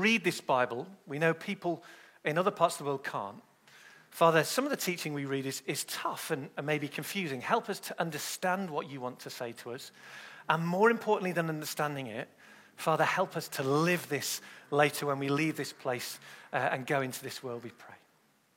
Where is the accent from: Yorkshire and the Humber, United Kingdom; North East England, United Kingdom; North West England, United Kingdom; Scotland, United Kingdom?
North West England, United Kingdom; Manchester; I was born in Manchester in the UK